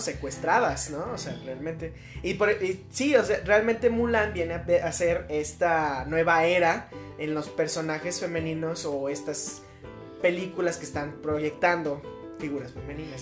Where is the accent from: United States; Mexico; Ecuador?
Mexico; como mexicanos